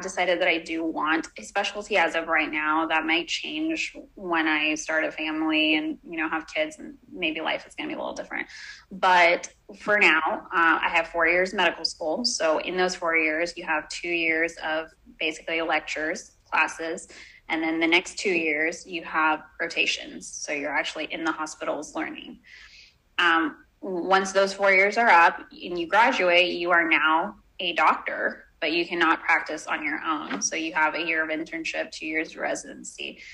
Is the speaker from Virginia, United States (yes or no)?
no; Houston, Texas, United States; I was brought up in Texas in Houston